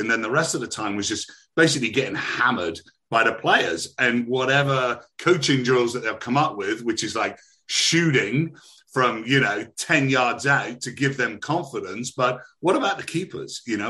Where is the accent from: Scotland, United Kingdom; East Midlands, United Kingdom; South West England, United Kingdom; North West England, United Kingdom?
South West England, United Kingdom; Bristol; I'm actually originally from Bristol, so I've got the old country bumpkin thing going on as well.